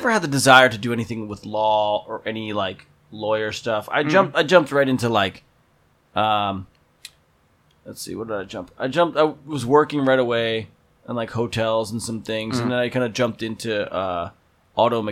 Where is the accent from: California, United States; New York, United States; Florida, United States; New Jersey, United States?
New Jersey, United States; now in San Francisco Bay Area, United States; I'm from New Jersey